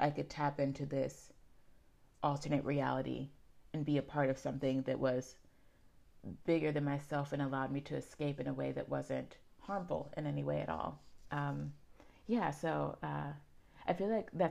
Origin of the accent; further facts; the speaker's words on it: Pittsburgh, Pennsylvania, United States; I grew up in Garfield, which is a neighborhood in Pittsburgh on the East End